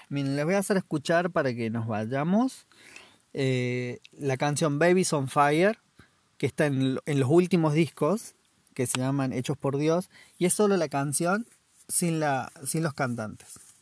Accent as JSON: {"language": "Spanish", "region": "La Rioja", "country": "Argentina", "moved": "yes", "lives_now": "New Zealand", "said": "vengo desde también de Argentina, La Rioja, y ahora estoy en Tasmania"}